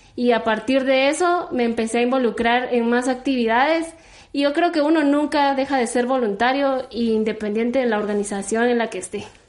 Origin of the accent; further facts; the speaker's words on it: Coatepeque, Quetzaltenango, Guatemala; yo soy de Coatepeque, de allá, nací y crecí